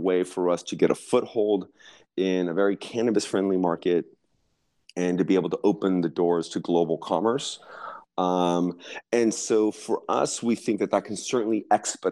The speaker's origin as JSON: {"language": "English", "region": "Southern California", "country": "United States", "tie": "born or raised there", "said": "I'm from California originally, born and raised in Southern California"}